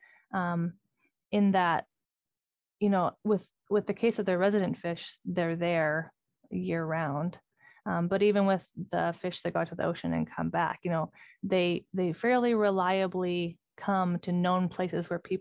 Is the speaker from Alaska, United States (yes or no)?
yes; Dillingham, Alaska, United States; also born or lived in Northern Utah; now in Kotzebue, United States; I live in Kotzebue, Alaska. I grew up in Dillingham, Alaska, but now I live in Kotzebue